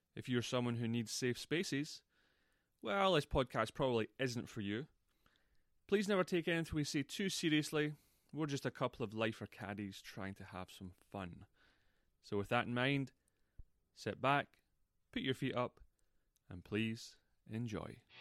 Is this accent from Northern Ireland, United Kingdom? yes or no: no; Scotland, United Kingdom; moved away; I'm from Scotland